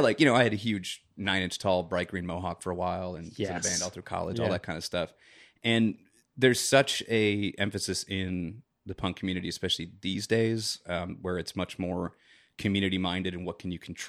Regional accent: Chicago, Illinois, United States; You know, like I said, I'm from Chicago. Both my parents were born and raised in the South Side. And, you know, a lot of my family still lives there. And, you know, traditional South Side Irish.

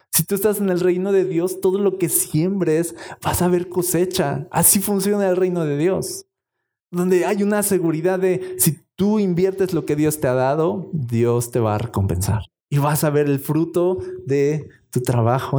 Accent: Mexico; como buen mexicano

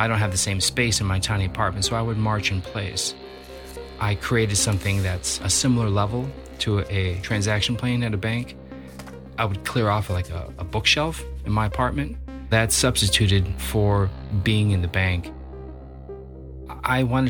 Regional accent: Libertyville, Illinois, United States; I grew up in Libertyville, Illinois, which is about 35, 40 miles north of the city of Chicago

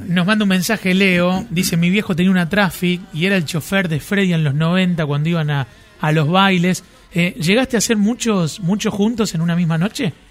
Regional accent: Marcos Juárez, Córdoba, Argentina; yo soy de Marco Juárez, que es provincia de Córdoba, pero veíamos los canales de Rosario

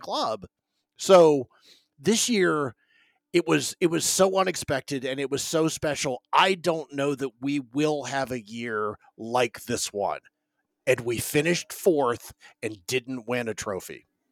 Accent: Raleigh, North Carolina, United States; I'm from Raleigh, North Carolina

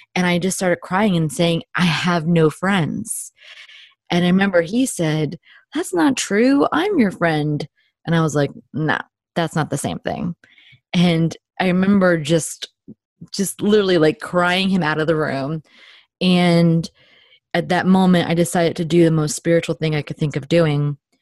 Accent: New Jersey, United States; I am a Jersey girl through and through, born and bred in New Jersey.

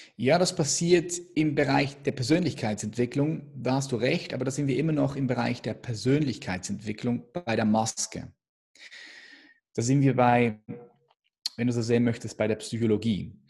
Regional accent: Switzerland; ich bin Schweizer

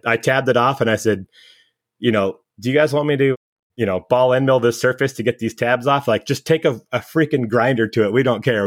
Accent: California, United States; I was born and raised in California. I've barely been out of the state.

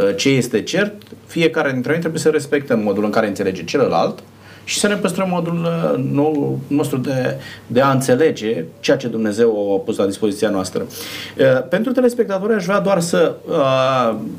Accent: Romania; noi, ca și români, consumăm porc

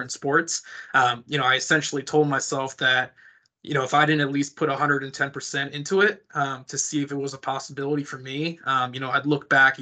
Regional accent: San Jose, California, United States; moved away as an adult; also born or lived in Oregon; now in Houston, United States; I was born and raised in San Jose, California, out there in the Bay Area

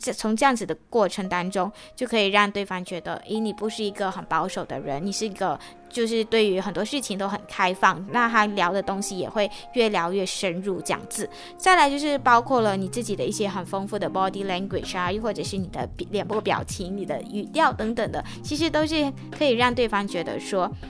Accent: Malaysia; now in Taiwan; 我就来自马来西亚

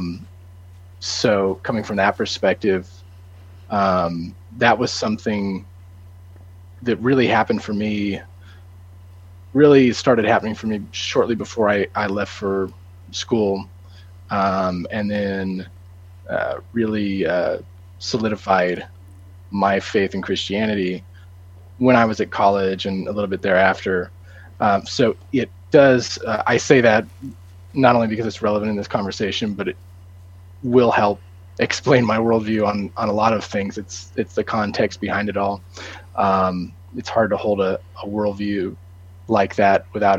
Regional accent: Colorado, United States; moved away as an adult; now in Nashville, United States; I grew up in Colorado with JMO and went to school in Nashville.

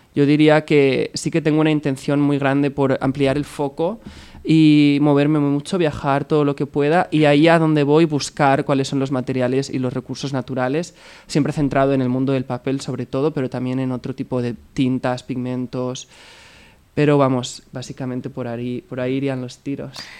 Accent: Alboraya, Valencian Community, Spain; moved away as an adult; also born or lived in China; por fin enseñar mi trabajo en mi pueblo

